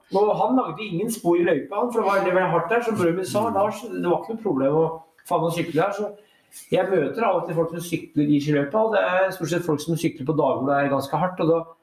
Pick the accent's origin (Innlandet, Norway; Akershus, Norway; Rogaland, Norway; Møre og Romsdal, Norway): Innlandet, Norway; Brumunddal; also born or lived in Elverum; now in Oslo, Norway; i Brumunddal der jeg vokste opp